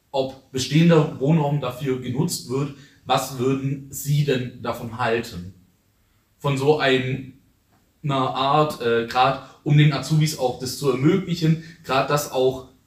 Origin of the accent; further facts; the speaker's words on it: Ulm, Baden-Württemberg, Germany; ich selber arbeite bei der IGBCE, aber gerade eigentlich in Regensburg, aber meine Heimat ist hier in Ulm, deswegen ich trotzdem auch hier bin.